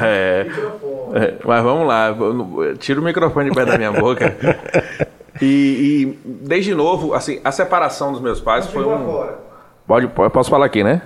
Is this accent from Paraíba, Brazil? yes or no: no; Salvador, Bahia, Brazil; accent: Baiano; also born or lived in São Luís, Maranhão; sou nascido ali do Cabula 4, sou daquela região ali do lado do Pomar, perto da Uneb